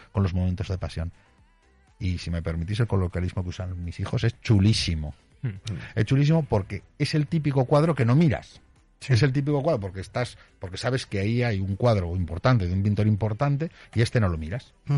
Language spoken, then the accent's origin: Spanish; Aragon, Spain; siendo aragonesa